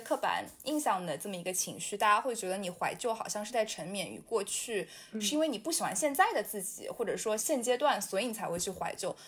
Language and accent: Chinese; Shanghai, China; now in New York, United States; 把我带回到我记忆里，童年里的那个上海